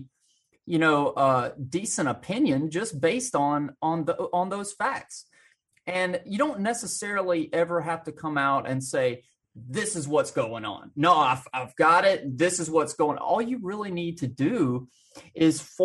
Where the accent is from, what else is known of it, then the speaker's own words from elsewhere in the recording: Alabama, United States; I grew up in small town Bama, out in the country